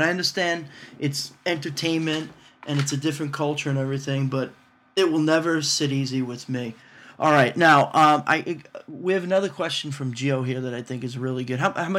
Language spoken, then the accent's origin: English; New York, United States; growing up in New York